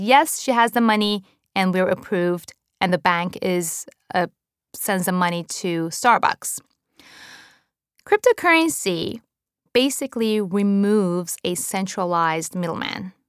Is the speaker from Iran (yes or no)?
yes; Iran; also born or lived in Japan; now in United States; I was born and raised in Iran to a Jewish family during the Iran Iraq War